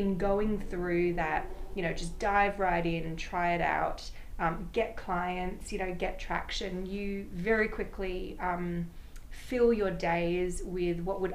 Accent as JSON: {"language": "English", "town": "Sydney", "region": "New South Wales", "country": "Australia", "tie": "born or raised there", "moved": "as an adult", "lives_now": "New York, United States", "said": "came out from my hometown of Sydney, Australia, about 12 years ago now"}